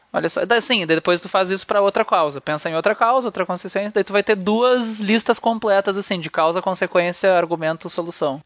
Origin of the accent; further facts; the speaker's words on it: Brazil; eu sou brasileiro